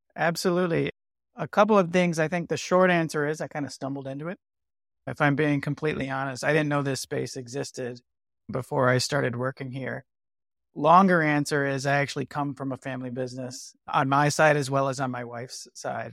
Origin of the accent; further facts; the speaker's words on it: Michigan, United States; I'm from Michigan